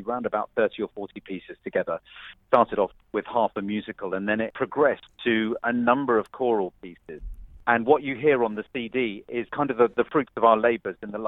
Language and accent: English; Suffolk, East of England, United Kingdom; I was born and brought up in Suffolk